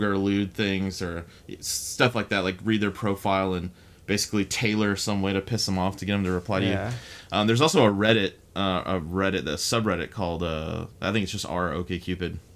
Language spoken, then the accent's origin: English; Texas, United States; now in San Francisco, United States; where I'm from Texas